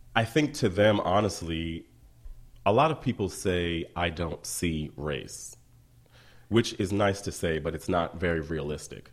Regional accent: Columbia, Maryland, United States; moved away as an adult; also born or lived in Baltimore; I'm from Columbia, Maryland

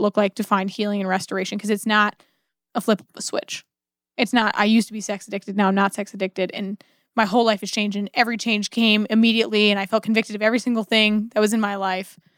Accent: United States; as an American

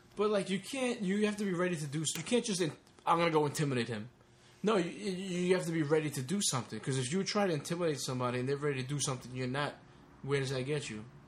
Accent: Long Island, New York, United States; also born or lived in Brooklyn, New York; as a teenager growing up in Long Island

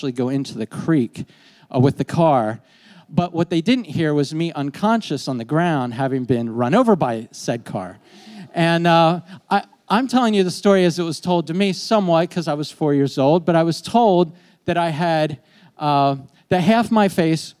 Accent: York, Pennsylvania, United States; moved away; I grew up in York, but I haven't been back here in years

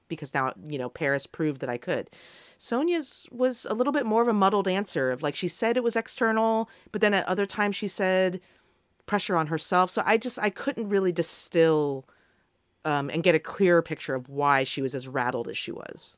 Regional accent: Australia; On behalf of the Australian people

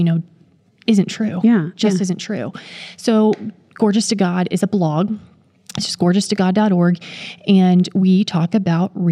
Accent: Maryland, United States; I was born and raised in Maryland, so I didn't go far working at North American Division

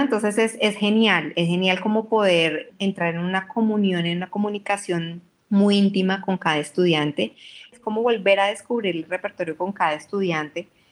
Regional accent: Colombia; also born or lived in Europe; algo de mi, de mi tierra

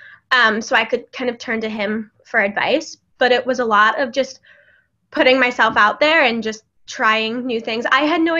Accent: Cleveland, Ohio, United States; moved away as an adult; also born or lived in Boston; now in New York City, United States; I grew up in Cleveland, Ohio

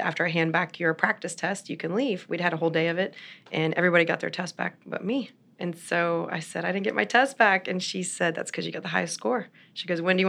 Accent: Florence, Kentucky, United States; moved away as an adult; also born or lived in Atlanta, Georgia; now in Peachtree City, United States; I am originally from Northern Kentucky. So if anybody's been through up to Cincinnati on I-75 and see a big old water tower, it says Florence, y'all. That is my hometown

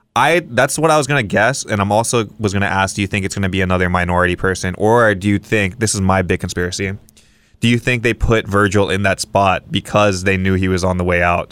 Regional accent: Kauai, Hawaii, United States; I'm from Kauai

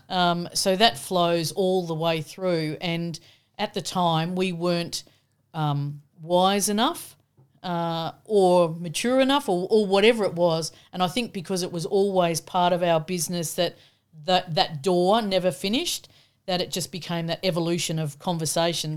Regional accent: Australia; being the Aussie

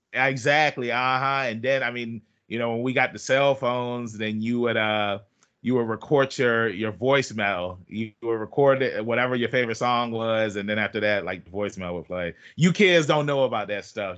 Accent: Norfolk, Virginia, United States; I'm from Norfolk, Virginia

